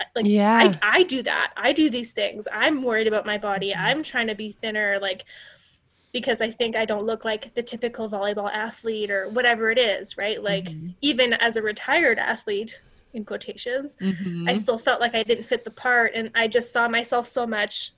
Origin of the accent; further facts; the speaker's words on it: Canada; I'm a Canadian